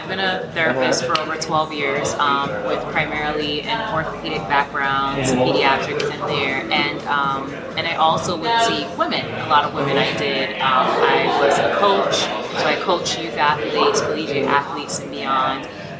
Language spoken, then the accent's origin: English; Barbados